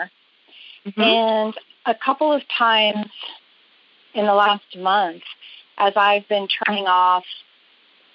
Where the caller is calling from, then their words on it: Oklahoma City, Oklahoma, United States; I'm calling from Oklahoma City.